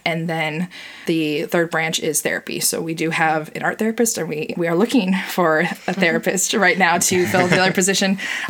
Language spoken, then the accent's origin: English; Minnesota, United States; moved away as an adult; also born or lived in Iowa; now in Des Moines, United States; I'm originally from Minnesota, and I moved to Iowa to go to Simpson College down in Indianola.